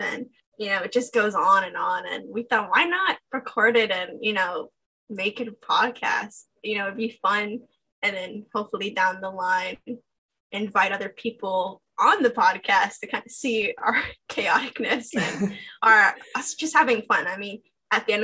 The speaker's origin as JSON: {"language": "English", "country": "United States", "said": "I'm obviously American"}